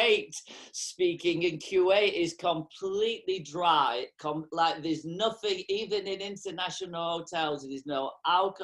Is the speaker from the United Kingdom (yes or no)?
yes; England, United Kingdom; moved away; also born or lived in North America; I was growing up in England. I'm from England originally.